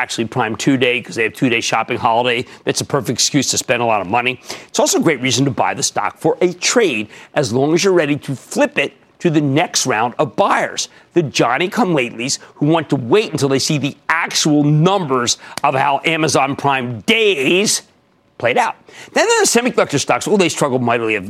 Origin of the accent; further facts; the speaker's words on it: New York City, New York, United States; in my hometown of Brooklyn